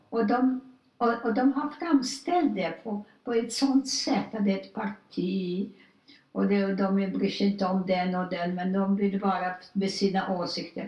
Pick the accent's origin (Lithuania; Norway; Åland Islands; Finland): Lithuania; Vilnius, Vilnius County; now in Sweden; Jag är där född